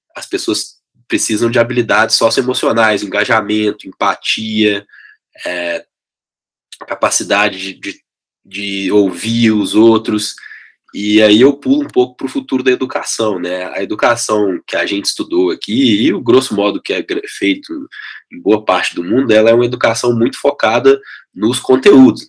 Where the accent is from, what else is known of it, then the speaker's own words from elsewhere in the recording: Belo Horizonte, Minas Gerais, Brazil; accent: mineiro; now in São Paulo, Brazil; sou de Belo Horizonte, vocês estão vendo aí pelo sotaque, né, que eu já moro em São Paulo tem bastante tempo, mas o telefone é 31, o time é o Cruzeiro, no tempo bom e no tempo ruim, e o sotaque continua mineiro